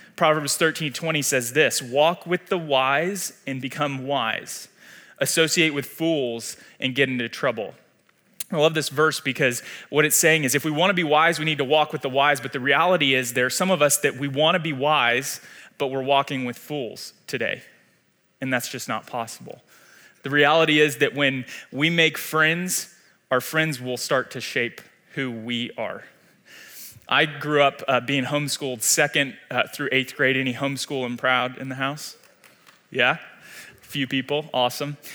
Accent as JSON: {"language": "English", "town": "Atlanta", "region": "Georgia", "country": "United States", "tie": "born or raised there", "moved": "as an adult", "lives_now": "Wichita, United States", "said": "I was born and raised in Atlanta, Georgia"}